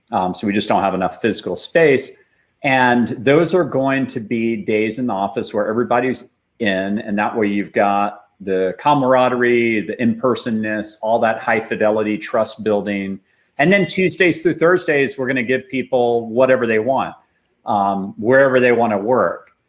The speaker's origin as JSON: {"language": "English", "town": "Austin", "region": "Texas", "country": "United States", "tie": "born or raised there", "said": "up here in Austin, Texas, and I was programming since I was seven years old. So I grew up mostly behind a computer"}